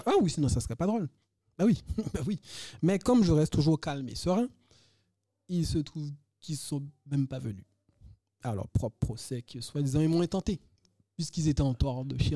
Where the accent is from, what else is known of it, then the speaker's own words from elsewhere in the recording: Guadeloupe; moved away as an adult; also born or lived in Montpellier / Pierrefitte-sur-Seine; Je suis né en Guadeloupe